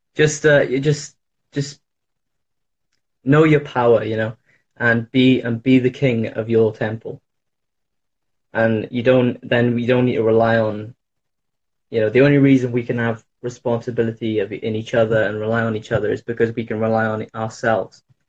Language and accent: English; Wales, United Kingdom; I'm in the UK. I'm uh, from Wales.